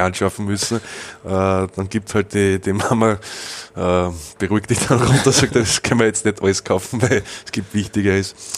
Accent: Straß im Straßertale, Lower Austria, Austria; born or raised there; accent: Austrian dialect

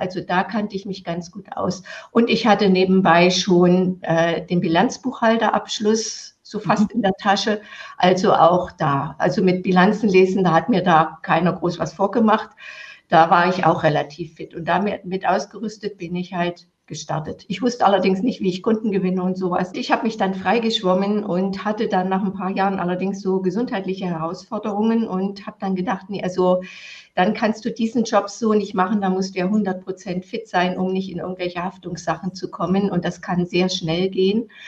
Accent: East Germany, Germany; ich bin im Sozialismus aufgewachsen

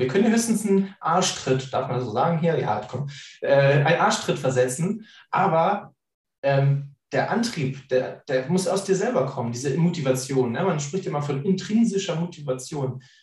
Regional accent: Northern Germany, Germany; als Norddeutscher

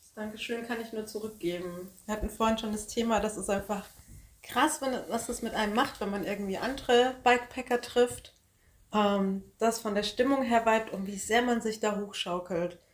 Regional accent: Bamberg, Bavaria, Germany; wir kommen aus Bamberg, das wäre bis zu unserem nächsten Dorf Hirscheid

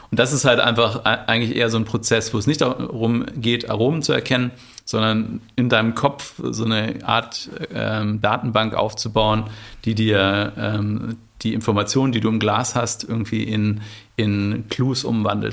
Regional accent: Bielefeld, North Rhine-Westphalia, Germany; Ich komme aus Bielefeld ursprünglich

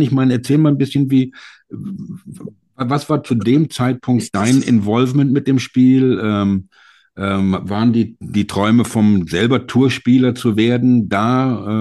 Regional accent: Germany; als Deutsche

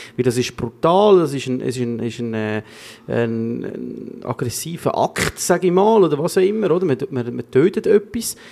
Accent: Switzerland; bei uns in der Schweiz

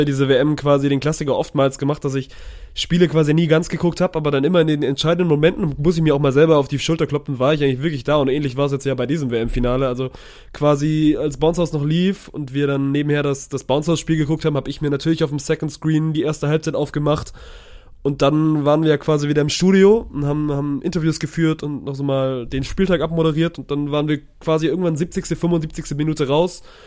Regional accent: Swabia, Baden-Württemberg, Germany; ich als Schwabe

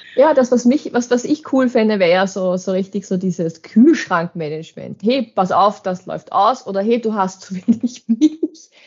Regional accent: Waldviertel, Lower Austria, Austria; ich bin ja doch aus dem Waldviertel

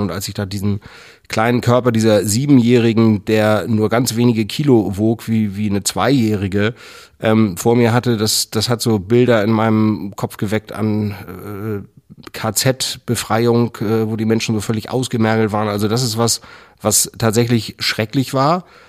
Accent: Schleswig-Holstein, Germany; Ich bin in Schleswig-Holstein groß geworden, in der Nähe vom Schloss Gottorf

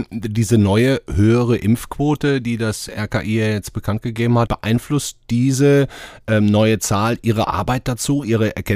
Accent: Rhineland, Germany; Wir sind doch Rheinländer

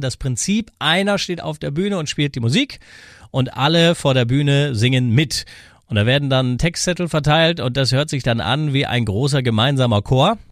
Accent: Cologne area, North Rhine-Westphalia, Germany; hier so bei uns im kölschen Raum

